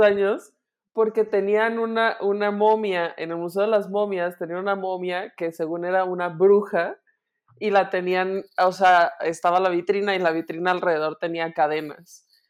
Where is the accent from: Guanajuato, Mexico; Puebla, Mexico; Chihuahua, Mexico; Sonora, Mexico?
Guanajuato, Mexico; noticias de mi tierra